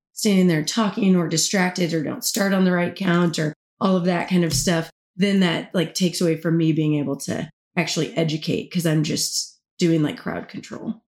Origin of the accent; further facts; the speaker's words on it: Kansas, United States; moved away as an adult; also born or lived in Oklahoma City, United States; now in Tampa, United States; I'm originally from Kansas, the Midwest, all the way